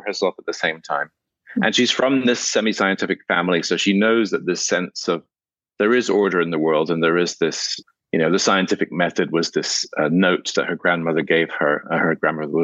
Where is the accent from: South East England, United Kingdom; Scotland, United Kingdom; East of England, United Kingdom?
Scotland, United Kingdom; I grew up in Scotland